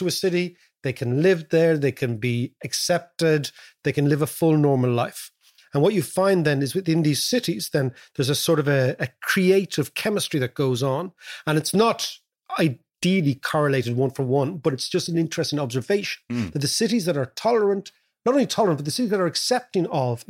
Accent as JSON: {"language": "English", "country": "Ireland", "moved": "yes", "said": "And when we came from Ireland, they couldn't place us."}